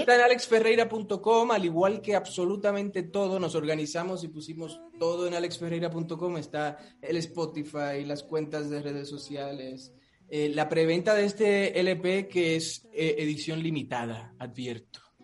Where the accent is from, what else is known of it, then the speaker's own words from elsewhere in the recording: Dominican Republic; moved away; yo soy caribeño, soy de Dominicana